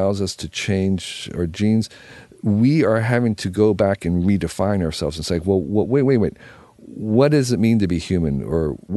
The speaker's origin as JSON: {"language": "English", "country": "United States"}